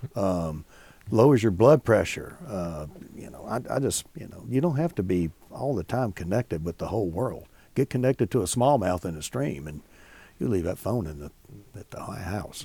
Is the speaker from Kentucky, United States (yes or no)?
yes; Bardstown, Kentucky, United States; when I was growing up in Bardstown